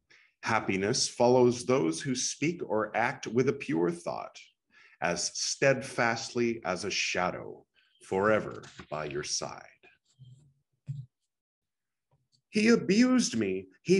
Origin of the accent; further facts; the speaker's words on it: California, United States; now in Goa, India; I am from California